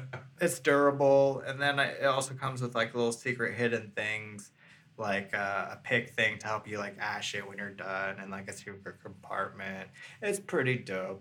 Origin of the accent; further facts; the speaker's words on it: San Francisco Bay Area, California, United States; I'm from the Bay Area